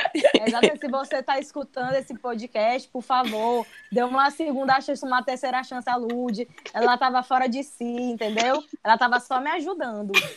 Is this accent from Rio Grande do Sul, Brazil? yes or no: no; São Luís, Maranhão, Brazil